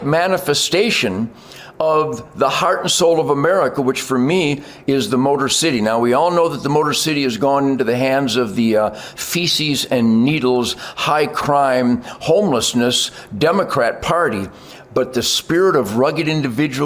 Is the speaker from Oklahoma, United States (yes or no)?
no; Detroit, Michigan, United States; where I grew up in Detroit